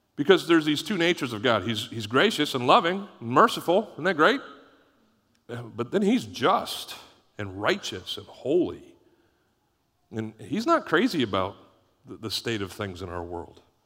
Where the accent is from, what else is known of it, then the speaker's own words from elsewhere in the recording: Canada; moved away; when we grew up in Canada, it was Boxing Day